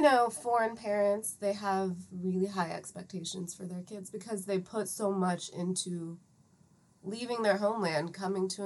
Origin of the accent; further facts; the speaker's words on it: Atlanta, Georgia, United States; also born or lived in Iran; Grew up in Atlanta, all over the place